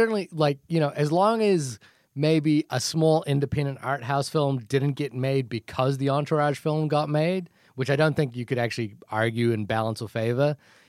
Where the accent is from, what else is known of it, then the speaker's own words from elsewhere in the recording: New Zealand; accent: New Zealand; My New Zealand accent doesn't work